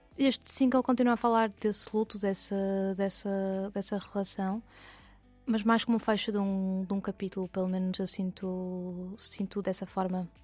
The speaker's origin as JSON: {"language": "Portuguese", "town": "Porto", "region": "Norte", "country": "Portugal", "also_born_or_lived": "Lisbon", "said": "eu sou do Porto"}